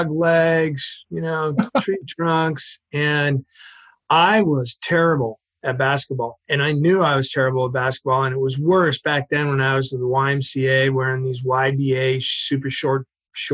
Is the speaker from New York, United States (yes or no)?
no; Massachusetts, United States; moved away; also born or lived in San Francisco; I'm from Massachusetts originally